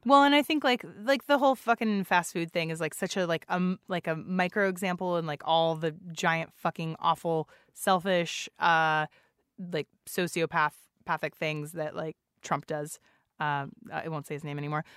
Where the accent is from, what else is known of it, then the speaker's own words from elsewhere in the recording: San Antonio, Texas, United States; now in Seattle, United States; I grew up in San Antonio